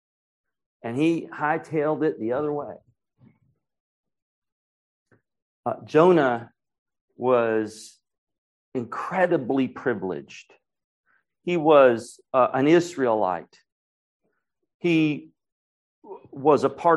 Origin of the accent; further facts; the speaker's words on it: Raleigh, North Carolina, United States; now in Asheville, United States; I'm up in Asheville, and I grew up in Raleigh